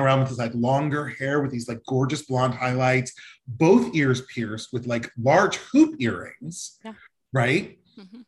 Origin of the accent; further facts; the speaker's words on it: Denver, Colorado, United States; growing up in Denver